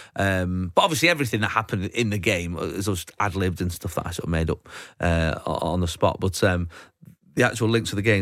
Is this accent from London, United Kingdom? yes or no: no; Manchester, North West England, United Kingdom; that's how I say it 'cause I'm from Manchester.